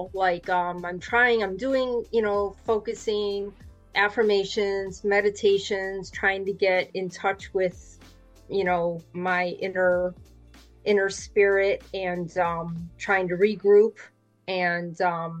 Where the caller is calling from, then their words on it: Jacksonville, Florida, United States; I'm in Jacksonville, Florida.